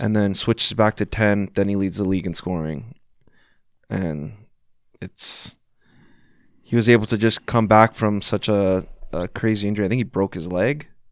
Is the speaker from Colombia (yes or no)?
no; Vancouver, British Columbia, Canada; I'm from Vancouver